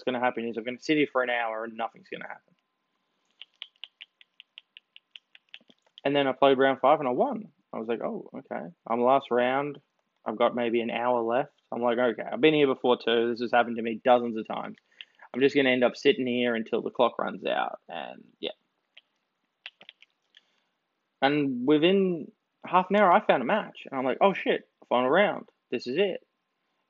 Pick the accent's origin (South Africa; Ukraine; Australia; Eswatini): Australia; I'm Australian